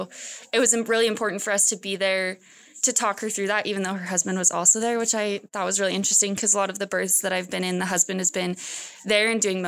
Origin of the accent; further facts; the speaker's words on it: Bountiful, Utah, United States; I'm from Bountiful, Utah.